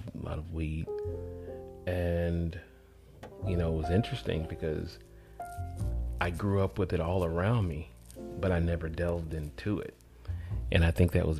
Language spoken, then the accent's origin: English; College Park, Georgia, United States; moved away as an adult; also born or lived in Atlanta, Georgia / Marco Island, Florida; I was born in Atlanta, Georgia, South Fulton Hospital, and but raised in College Park, Georgia, a suburb of Atlanta, where the airport is located